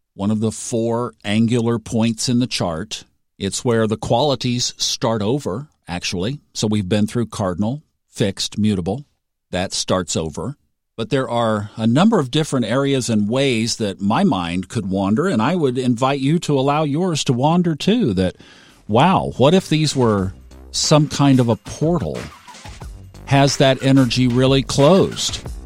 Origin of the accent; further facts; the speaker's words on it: Tulsa, Oklahoma, United States; moved away; I grew up in Tulsa, which was the northeastern corner of Oklahoma